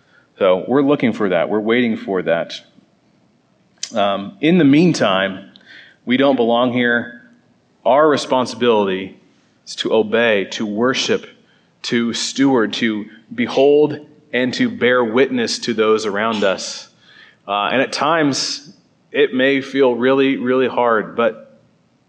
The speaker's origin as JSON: {"language": "English", "region": "Southeast Iowa", "country": "United States", "tie": "born or raised there", "said": "I'm from Southeast Iowa, I lived in the country most of my life. We moved back there"}